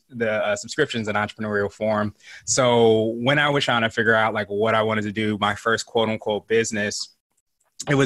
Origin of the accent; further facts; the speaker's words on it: Virginia, United States; also born or lived in Wichita, Kansas / Las Vegas, Nevada; I actually am not your typical military kid because I've been in Virginia for most of my life since I was about 5 or 6.